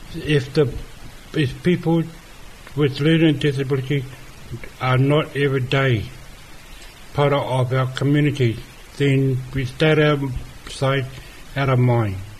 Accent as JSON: {"language": "English", "region": "Auckland", "country": "New Zealand", "said": "I come from Auckland"}